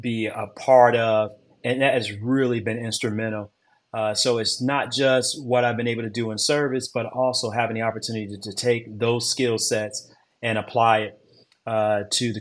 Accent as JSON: {"language": "English", "town": "Detroit", "region": "Michigan", "country": "United States", "moved": "as an adult", "said": "I'm originally from Detroit, Michigan"}